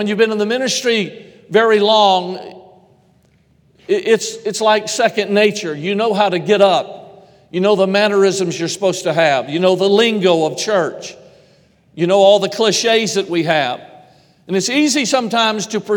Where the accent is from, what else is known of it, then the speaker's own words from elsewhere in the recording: Georgia, United States; moved away; I'm originally from Georgia